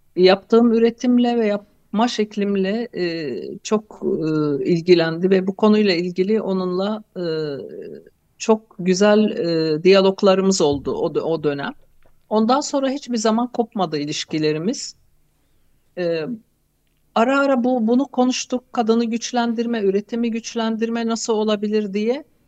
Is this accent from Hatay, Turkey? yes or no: yes; Hatay, Turkey; Hatay'da doğup büyüdüm